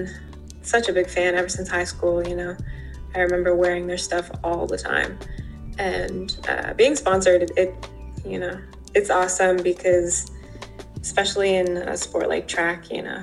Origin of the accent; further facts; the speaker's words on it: New Brunswick, New Jersey, United States; now in Los Angeles, United States; Jersey is home and grew up there most of my life